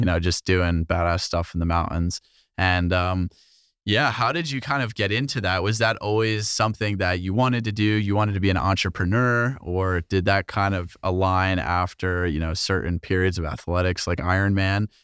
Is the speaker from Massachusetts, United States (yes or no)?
no; New Jersey, United States; moved away as an adult; also born or lived in Rochester; I grew up in New Jersey